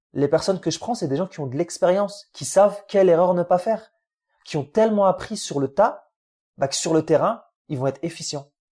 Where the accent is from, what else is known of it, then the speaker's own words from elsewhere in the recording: France; French is a second language; also born or lived in Algeria; je venais d'arriver d'Algérie. Tu sais, j'apprenais un peu le français.